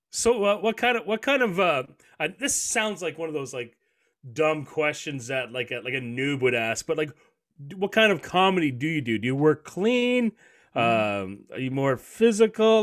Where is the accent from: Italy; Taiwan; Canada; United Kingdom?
Canada; I'm a Canadian